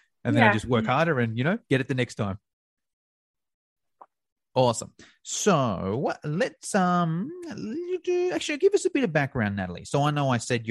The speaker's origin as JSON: {"language": "English", "country": "Australia", "said": "I'm from Australia"}